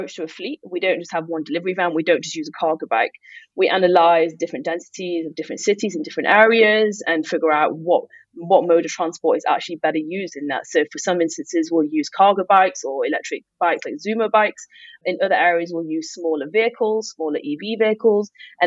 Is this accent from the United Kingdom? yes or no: yes; Manchester, North West England, United Kingdom; moved away as an adult; also born or lived in London; I grew up in Manchester